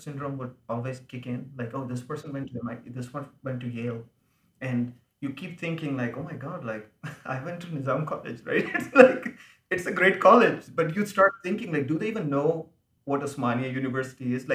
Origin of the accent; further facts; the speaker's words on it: India; accent: Indian English; now in United States; I speak Indian English.